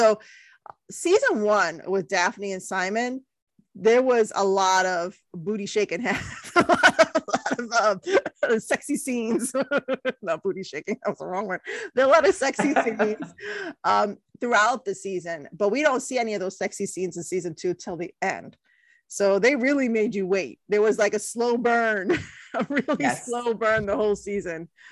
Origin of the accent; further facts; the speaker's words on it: India; I know I'm Indian. I'm putting my Indian culture to shame